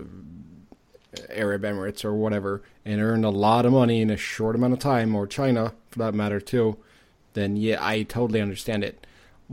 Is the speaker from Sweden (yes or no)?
yes; Sweden; my home country of Sweden